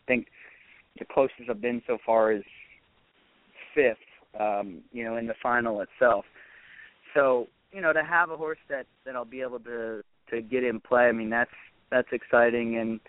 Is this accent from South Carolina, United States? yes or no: no; Maryland, United States; I grew up in Maryland